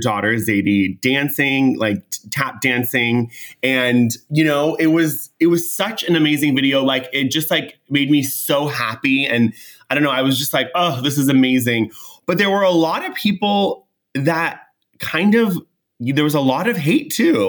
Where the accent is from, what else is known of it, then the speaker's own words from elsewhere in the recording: California, United States; I'm from California